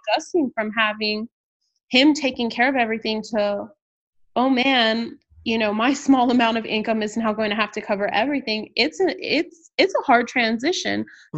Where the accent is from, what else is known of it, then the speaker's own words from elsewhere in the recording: San Antonio, Texas, United States; moved away as an adult; also born or lived in Houston, Texas; now in Austin, United States; I am originally from San Antonio, Texas